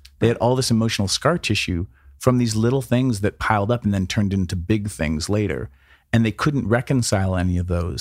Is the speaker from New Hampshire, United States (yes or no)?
yes; New Hampshire, United States; growing up in New Hampshire and, you know, being the captain of the football team